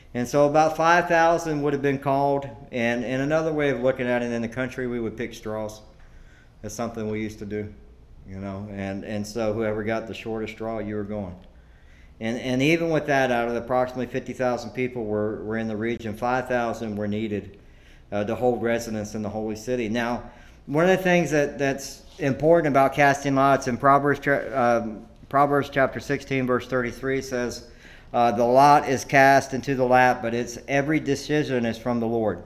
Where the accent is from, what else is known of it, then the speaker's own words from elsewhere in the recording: Georgia, United States; now in Devine, United States; I'm from Georgia.